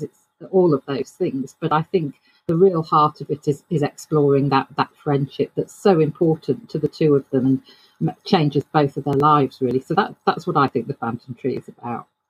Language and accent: English; United Kingdom; I'm a British author.